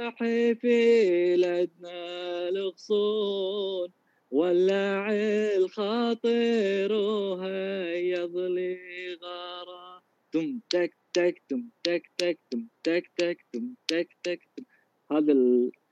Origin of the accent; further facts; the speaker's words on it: Kuwait; عندنا بالكويت